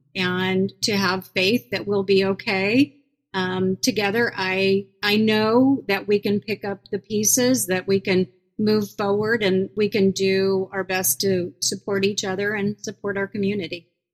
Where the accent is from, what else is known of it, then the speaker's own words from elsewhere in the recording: Iowa, United States; moved away as an adult; also born or lived in New York City / Minneapolis; now in Des Moines, United States; my home state of Iowa